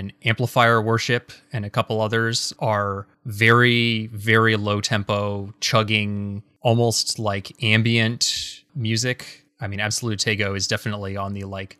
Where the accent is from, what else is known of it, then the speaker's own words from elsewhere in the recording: Seattle, Washington, United States; I'm from Seattle